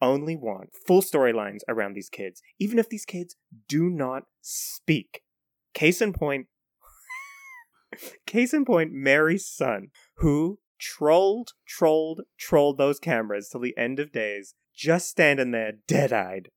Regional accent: New Zealand; I'm from New Zealand

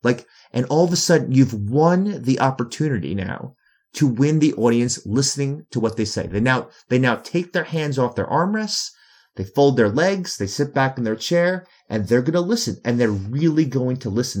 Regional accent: New York City, New York, United States; I'm from New York City

